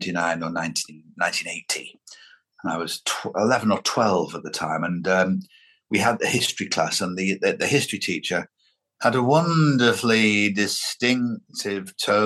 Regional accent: Lancashire, North West England, United Kingdom; growing up in Lancashire in the 1970s was a very lovely scene in which to have your childhood.

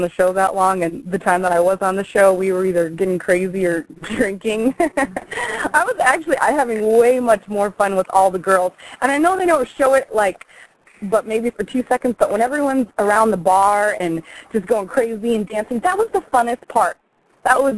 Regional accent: Detroit, Michigan, United States; also born or lived in Arizona; now in Las Vegas, United States; I'm originally from Detroit, and then I moved to Arizona and went to school there, and then came to Vegas and finished college up here, and just stayed.

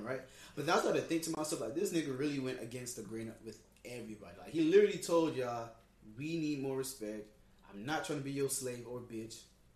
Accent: Haiti; I'm not American, I'm really Haitian

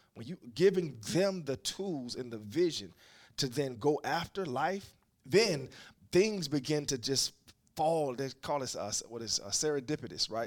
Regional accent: Jacksonville, Florida, United States; now in Philadelphia, United States; I grew up in Jacksonville, Florida

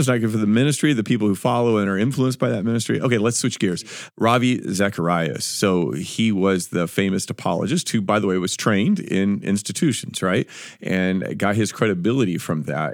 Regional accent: United States; we're American

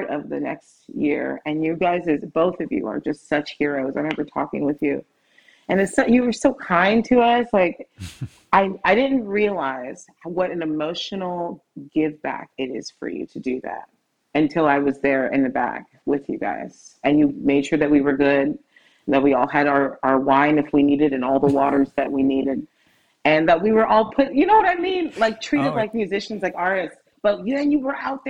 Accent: Seattle, Washington, United States; we're from Seattle

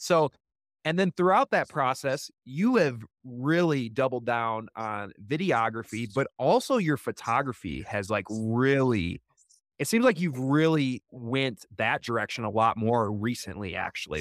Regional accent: Wisconsin, United States; growing up in Wisconsin

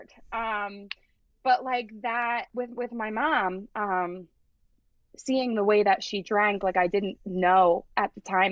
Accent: Glen Mills, Pennsylvania, United States; also born or lived in Springfield, Pennsylvania; I grew up in Glen Mills

